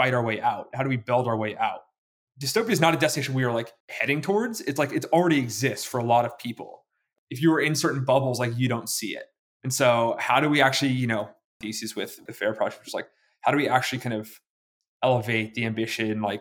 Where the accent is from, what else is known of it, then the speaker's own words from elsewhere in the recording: Pacific Northwest, United States; I'm 10 years old. I'm from the Pacific Northwest.